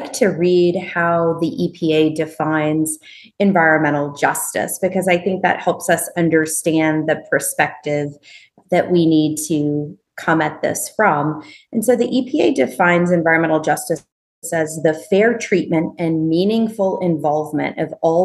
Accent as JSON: {"language": "English", "town": "Nashville", "region": "Tennessee", "country": "United States", "tie": "born or raised there", "said": "my hometown of Nashville, Tennessee"}